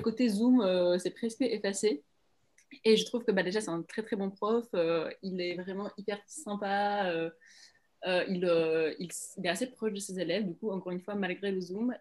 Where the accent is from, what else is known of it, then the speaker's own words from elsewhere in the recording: Prague, Czechia; now in France; je viens de Prague